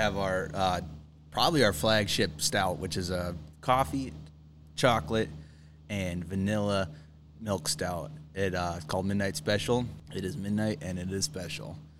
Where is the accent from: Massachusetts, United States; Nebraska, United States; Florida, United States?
Nebraska, United States; Wayne; now in Hartington, United States; my hometown, Wayne